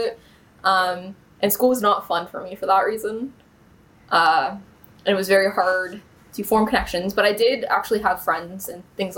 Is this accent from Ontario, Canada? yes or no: yes; Bowmanville, Ontario, Canada; So I grew up in Bowmanville, was born there